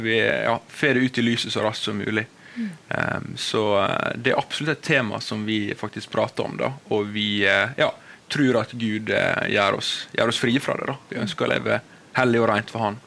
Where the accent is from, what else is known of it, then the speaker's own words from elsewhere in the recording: Volda, Møre og Romsdal, Norway; moved away as an adult; now in Bergen, Norway; er jeg fra Volda, på det vakre Sunnmøre. Nydelig. Og eh, jeg vokste opp